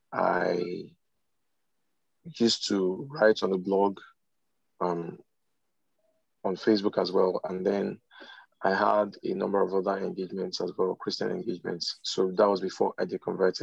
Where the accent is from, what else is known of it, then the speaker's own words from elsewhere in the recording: Nigeria; also born or lived in Lagos; I'm from Nigeria. I reside in Lagos.